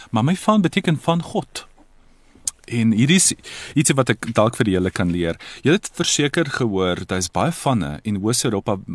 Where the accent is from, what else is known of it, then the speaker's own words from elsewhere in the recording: Italy; first language Croatian; Afrikaans is a second language; also born or lived in Croatia; now in Toronto, Canada; ek ek ek is daar gebore. So my moedertaal is um Kroasies, maar ongelukkig het ons in die vroeë 90's jare um burgerskap uh, burgeroorlog gehad en ek en my familie on, ons moes die land verlaat